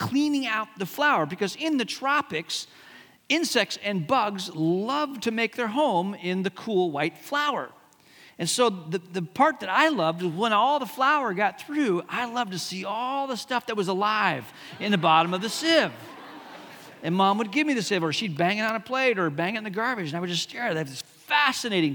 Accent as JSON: {"language": "English", "country": "Hong Kong", "tie": "born or raised there", "said": "When I was a kid growing up in Hong Kong"}